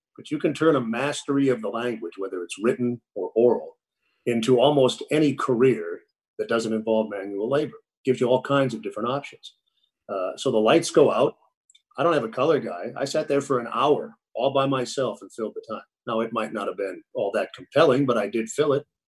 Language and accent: English; Minneapolis, Minnesota, United States; moved away as an adult; also born or lived in New York / St. Louis; when I grew up in Minneapolis